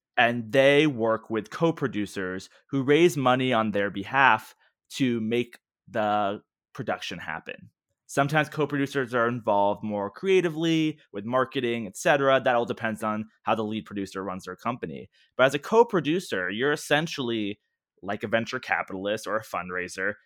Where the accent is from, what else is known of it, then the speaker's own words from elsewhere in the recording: Washington, D.C. area, District of Columbia, United States; growing up in the Washington, D C area